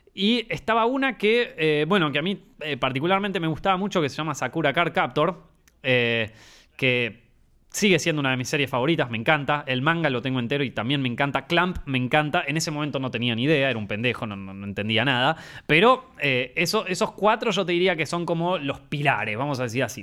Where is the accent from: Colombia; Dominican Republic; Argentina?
Argentina; todos los que nacimos en Argentina o en Latinoamérica